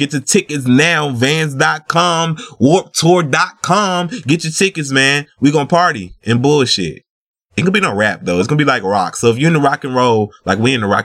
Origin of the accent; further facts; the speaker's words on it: the South, United States; accent: Southern; I'm from the South